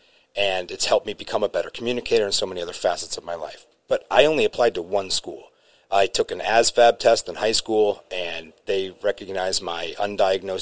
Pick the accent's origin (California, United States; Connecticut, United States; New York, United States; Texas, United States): Connecticut, United States; Watertown; moved away as an adult; also born or lived in New Britain, Connecticut; now in Worcester, United States; Born and raised in Connecticut, Waterbury area, a town called Watertown